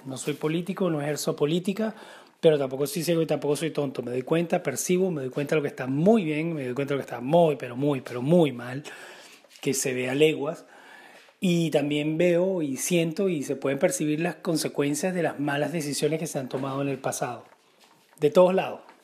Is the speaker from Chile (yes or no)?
no; Venezuela; now in Denmark; fui después de cinco años a mi tierra querida, a mi país precioso llamado Venezuela